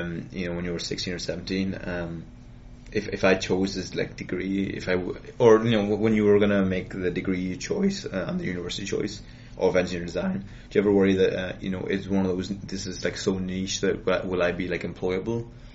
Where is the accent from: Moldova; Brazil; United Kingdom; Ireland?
Ireland; So I'm from Ireland.